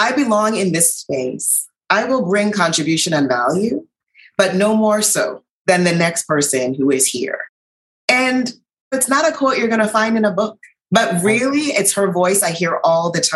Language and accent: English; U.S. Virgin Islands; I grew up in St. Thomas in the U.S. Virgin Islands.